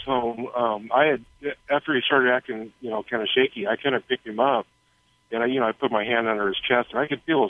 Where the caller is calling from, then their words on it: Cottonwood, California, United States; I'm in Cottonwood, California right now. I'm a truck driver.